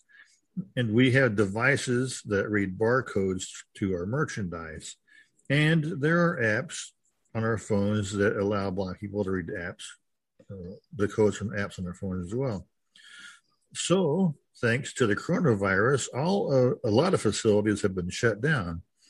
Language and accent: English; California, United States; I am from Silicon Valley, California, in San Francisco Bay Area.